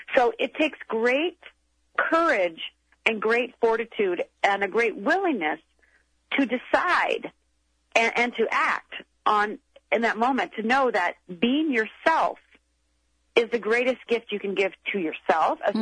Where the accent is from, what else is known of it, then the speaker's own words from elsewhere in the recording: Minnesota, United States; I'm from Minnesota